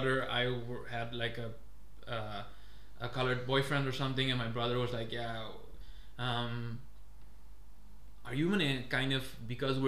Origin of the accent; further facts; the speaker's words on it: Curaçao; now in Netherlands; I'm from Curaçao